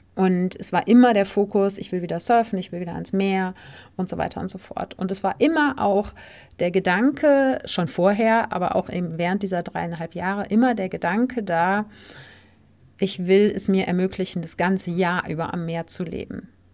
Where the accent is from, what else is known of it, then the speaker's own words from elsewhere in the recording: Germany; also born or lived in Spain; auf dem Weg in meine Heimatstadt